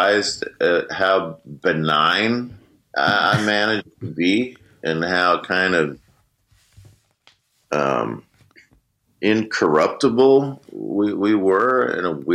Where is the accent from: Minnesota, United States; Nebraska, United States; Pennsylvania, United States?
Minnesota, United States; Minneapolis; we were growing up in Minneapolis